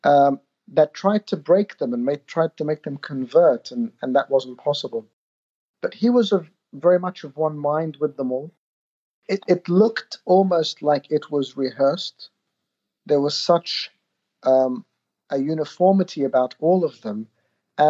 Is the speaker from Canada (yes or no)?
no; Australia; I grew up in Australia